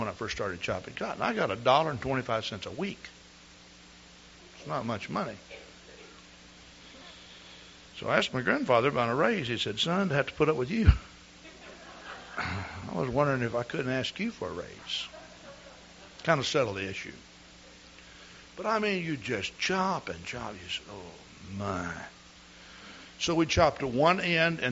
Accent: East Texas, United States; I grew up in East Texas.

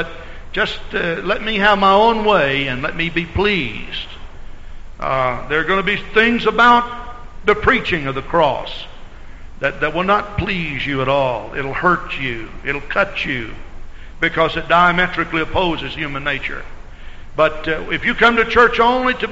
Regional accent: Texas, United States; moved away as an adult; I grew up in Texas and lived there 28 years of my life.

